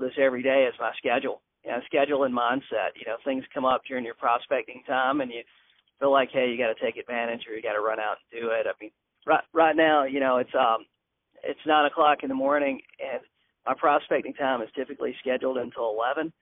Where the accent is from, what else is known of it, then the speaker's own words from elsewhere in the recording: Manning, South Carolina, United States; moved away as an adult; also born or lived in Alcolu, South Carolina; now in Myrtle Beach, United States; I grew up in Manning, South Carolina, close to Columbia